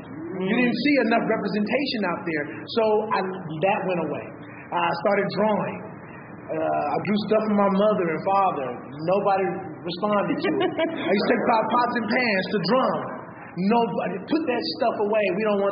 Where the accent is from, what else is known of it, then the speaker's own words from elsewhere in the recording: Inglewood, California, United States; I'm from Los Angeles, California, born and raised. Inglewood specifically. Grew up there